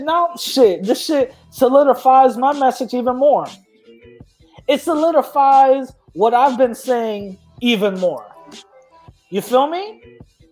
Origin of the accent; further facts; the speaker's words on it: United States; moved away as an adult; now in Puerto Rico; I was born in America. I came here